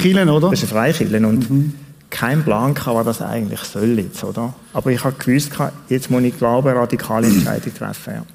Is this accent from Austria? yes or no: no; Switzerland; Ich bin in Tunia aufgewachsen zum grossen Teil